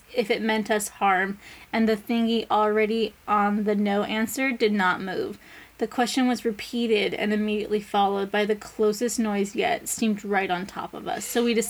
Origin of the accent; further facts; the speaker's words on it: Edinburgh, Scotland, United Kingdom; Anyway, so I'm from Edinburgh, and it is famous for its underground haunted city.